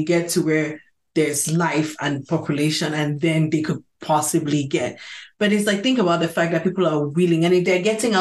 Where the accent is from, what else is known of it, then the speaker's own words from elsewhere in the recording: Cameroon; moved away; the Cameroon we grew up with. Growing up in Cameroon